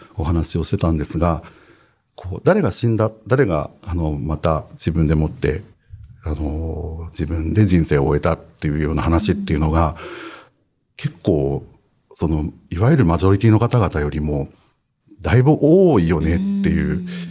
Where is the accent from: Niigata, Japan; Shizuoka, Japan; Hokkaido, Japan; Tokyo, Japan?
Hokkaido, Japan; 僕は北海 道育ちです